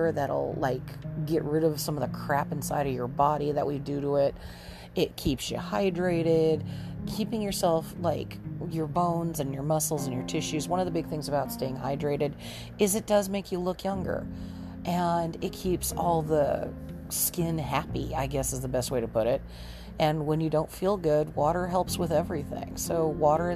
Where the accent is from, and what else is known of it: Southern California, United States; born or raised there